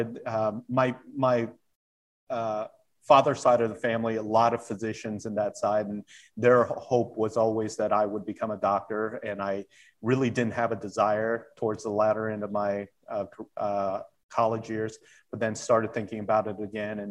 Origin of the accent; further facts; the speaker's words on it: Indiana, United States; also born or lived in South Korea; growing up in Indiana